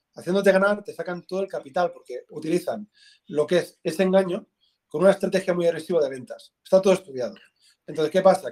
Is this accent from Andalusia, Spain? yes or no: no; Tarragona, Catalonia, Spain; soy de Tarragona